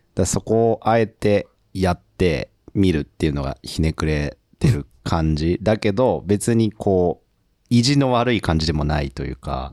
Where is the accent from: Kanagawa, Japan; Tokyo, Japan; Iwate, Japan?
Tokyo, Japan; 僕ら東京出身で今東京で働いてる